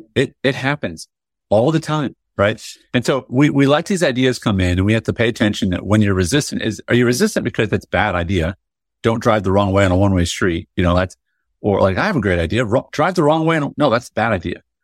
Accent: United States; I was born in America, you know, I salute the flag, I say the pledge

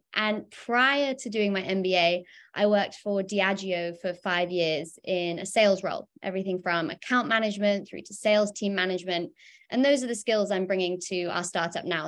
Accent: United Kingdom; I, I'm, I'm a Brit.

